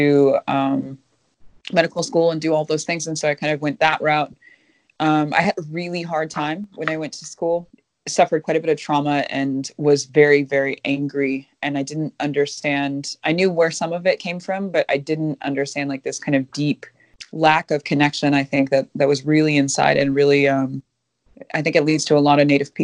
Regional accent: Minnesota, United States; also born or lived in Kuchiching First Nation, Ontario; I'm Minnesotan

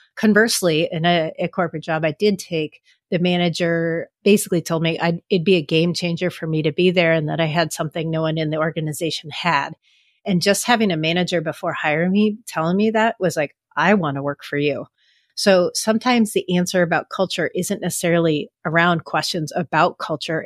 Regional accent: San Francisco, California, United States; I grew up in San Francisco

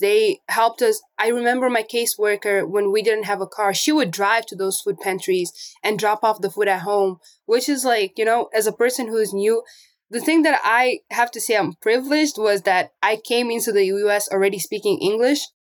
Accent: Namibia; also born or lived in Angola; now in Portland, United States; And I was born in Angola, but I grew up in Namibia. So I left Angola when I was eight years old

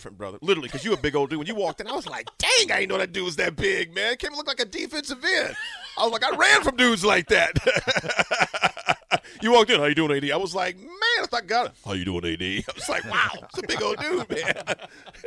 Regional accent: Nebraska, United States; I'm from here

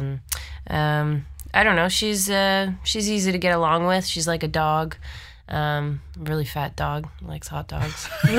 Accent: Almonte, Ontario, Canada; moved away as an adult; now in Toronto, Canada; Elmont, Ontario, the Ottawa Valley.

